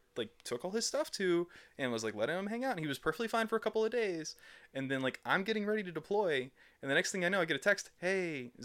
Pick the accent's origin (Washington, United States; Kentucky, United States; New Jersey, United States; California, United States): Kentucky, United States; Frankfort; moved away as an adult; also born or lived in Georgia / Indiana; now in Louisville, United States; I was born in Frankfurt. I grew up mostly in Frankfurt. I spent some time in Georgia. I spent some time in Indiana. I've been in Louisville for about 5-6 years now.